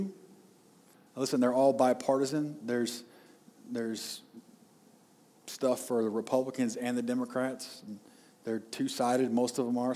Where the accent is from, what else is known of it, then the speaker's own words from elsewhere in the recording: United States; as American citizens